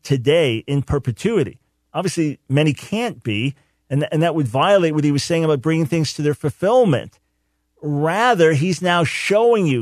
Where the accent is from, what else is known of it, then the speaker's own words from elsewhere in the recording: Island Park, New York, United States; I grew up in Island Park, not far from there, right next to Long Beach